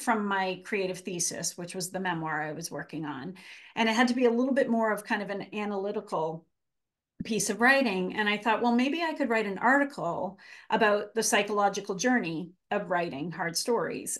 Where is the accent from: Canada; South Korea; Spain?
Canada; accent: Canadian; moved away as an adult; now in Massachusetts, United States; I am Canadian. I grew up in Canada and, um, lived there until I went to college